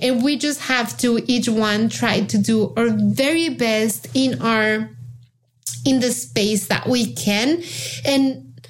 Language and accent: English; Mexico; English is a second language; moved away; Being Jewish in Mexico, which is a country that when I was growing up in Mexico, you know, I was born in the 70s, and Mexico then was 98% Catholic.